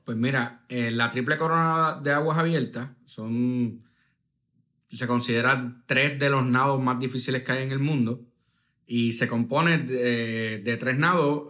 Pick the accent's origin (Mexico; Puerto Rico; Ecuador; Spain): Puerto Rico; somos del Caribe